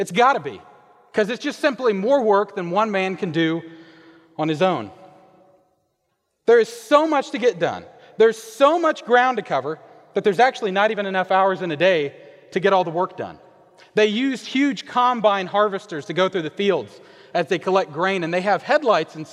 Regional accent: Kansas, United States; moved away; I am originally from Kansas. And growing up, I could stand out in our front yard and see an ocean of wheat

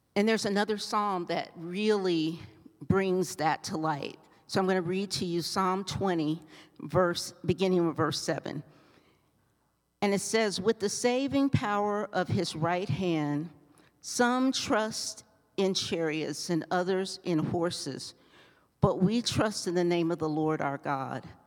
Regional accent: Ohio, United States; now in Colorado, United States; I grew up in Ohio

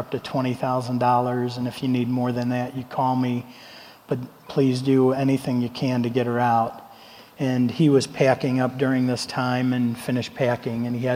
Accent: Ohio, United States; I'm from Ohio.

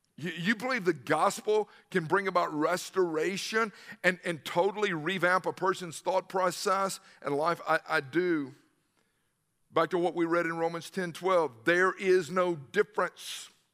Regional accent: Newnan, Georgia, United States; I grew up in the South

